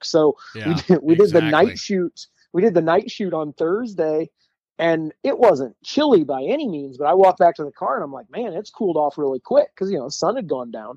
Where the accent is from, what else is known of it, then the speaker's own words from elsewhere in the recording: between Fort Wayne and Warsaw, northeast Indiana, United States; born and raised and grew up pretty much 30 miles from where I'm standing right now, in northeast Indiana, around just between Fort Wayne and Warsaw